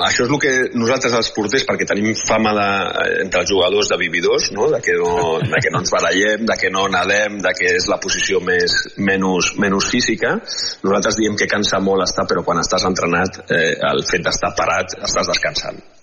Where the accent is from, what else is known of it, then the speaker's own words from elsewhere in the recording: Spain; com a jugador espanyol